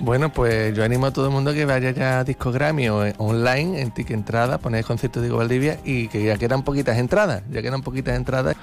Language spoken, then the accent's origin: Spanish; Algeciras, Andalusia, Spain; soy de Algeciras